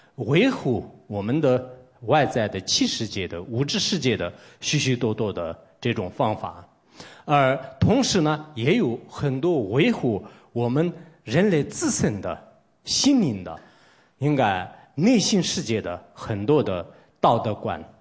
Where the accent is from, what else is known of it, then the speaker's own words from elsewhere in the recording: Tibet, China; 我来自一个西藏的 这种普通出家人